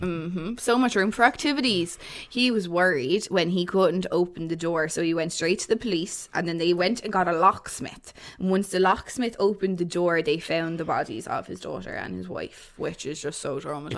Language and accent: English; Waterford, Munster, Ireland; I'm from Waterford